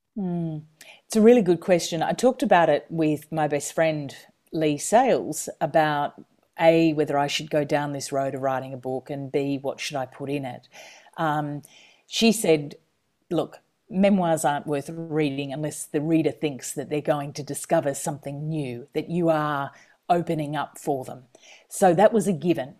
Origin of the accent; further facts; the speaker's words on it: country Queensland, Australia; moved away as an adult; also born or lived in Washington, D.C.; I'm a Queenslander